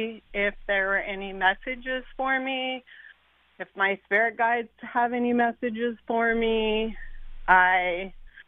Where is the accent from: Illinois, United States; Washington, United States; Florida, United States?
Washington, United States; Shoreline; sitting in the house I grew up in Shoreline.